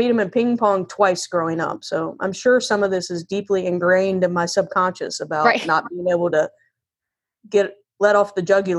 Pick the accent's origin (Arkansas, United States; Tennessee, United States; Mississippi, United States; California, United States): Tennessee, United States; now in Raleigh, United States; I'm from Tennessee.